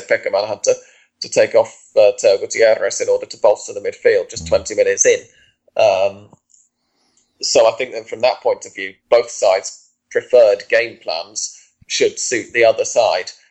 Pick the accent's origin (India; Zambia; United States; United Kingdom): United Kingdom; England; as an Englishman